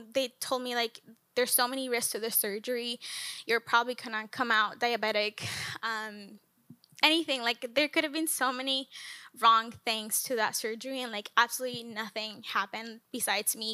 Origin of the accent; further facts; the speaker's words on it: Colombia; moved away as an adult; now in United States; I am from Colombia